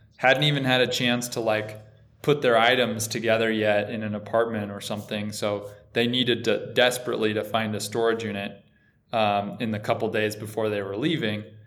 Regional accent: Boulder City, Nevada, United States; moved away; I'm from a little tiny town outside of Vegas called Boulder City. It's right by the Hoover Dam. It's about five minutes from Lake Mead, so so just grew up doing a lot of boating

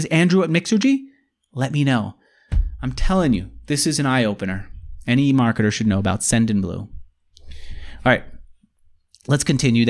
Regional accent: New York City, New York, United States; accent: New York; from Queens with my like New York style of speaking.

